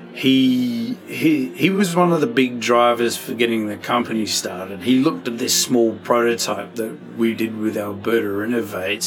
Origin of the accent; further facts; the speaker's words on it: Adelaide, South Australia, Australia; moved away as an adult; now in Canada; I'm from Adelaide in Australia